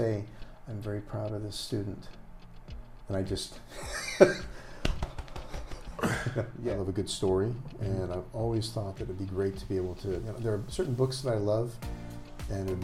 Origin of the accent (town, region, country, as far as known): East Bay, California, United States; born or raised there; also born or lived in Eureka, California / El Cerrito, California / San Pablo, California / Pinole, California